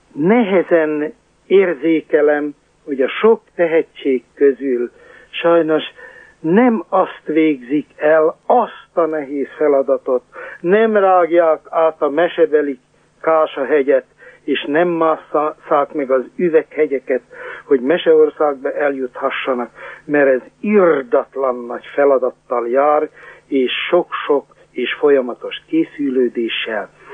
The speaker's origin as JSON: {"language": "Hungarian", "town": "Sárospatak", "region": "Borsod-Abaúj-Zemplén", "country": "Hungary", "tie": "born or raised there", "said": "én a Sárospatik Református Főgimnáziumban, pontosabban a híres kollégiumban nevelkedtem"}